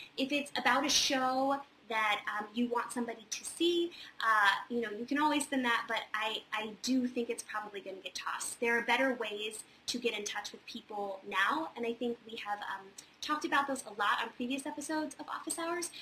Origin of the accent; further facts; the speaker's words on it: Charlottesville, Virginia, United States; moved away; also born or lived in Wintergreen, Virginia; I'm actually from a little town about 35 minutes away called Wintergreen, Virginia, and I spent most of my uh, childhood and young adulthood in Charlottesville